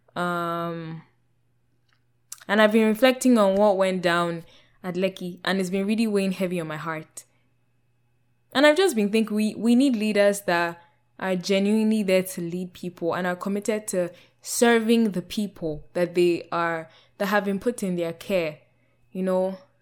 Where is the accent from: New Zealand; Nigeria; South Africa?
Nigeria; moved away as an adult; also born or lived in United Kingdom / Canada; the rejection of self I experienced as a Nigerian in Nigeria